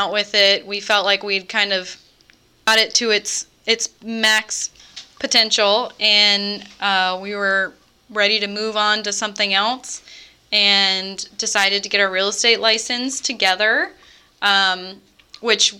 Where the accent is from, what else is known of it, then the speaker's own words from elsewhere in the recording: Pasco County, Florida, United States; also born or lived in Tampa, Florida; I was born in Tampa, Florida, and I was raised in Pasco County